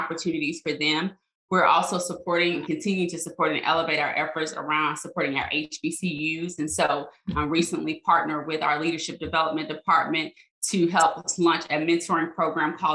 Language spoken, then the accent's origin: English; Arkansas, United States; moved away as an adult; also born or lived in Louisiana; I went back to my home state, Arkansas State